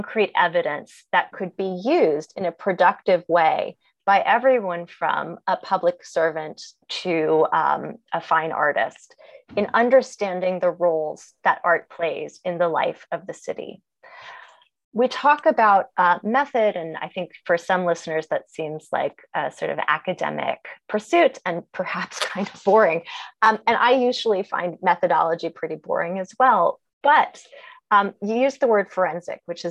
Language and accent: English; New York City, New York, United States; moved away as an adult; also born or lived in Ohio; I am from Brooklyn, New York.